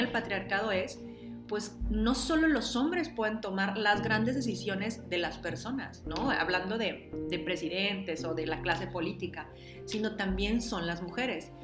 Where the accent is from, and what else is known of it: Mexico